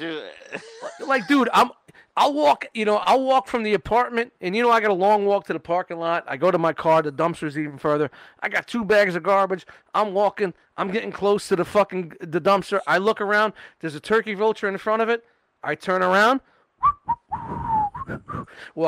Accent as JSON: {"language": "English", "town": "Brooklyn", "region": "New York", "country": "United States", "said": "I'm from Brooklyn"}